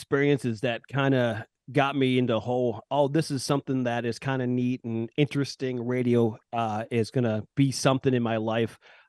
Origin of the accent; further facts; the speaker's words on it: Buffalo, New York, United States; moved away as an adult; I actually grew up here in Buffalo.